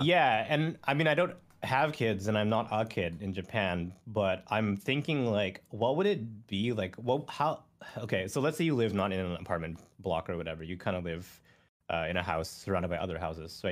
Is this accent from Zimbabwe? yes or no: no; Canada; born or raised there